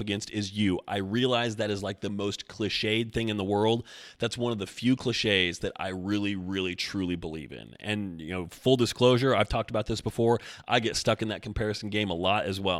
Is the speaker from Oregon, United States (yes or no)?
yes; Oregon, United States; I'm from Oregon